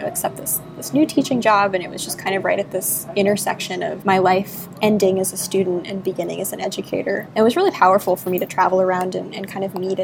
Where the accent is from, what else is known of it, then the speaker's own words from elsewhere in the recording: South Florida, United States; I grew up in South Florida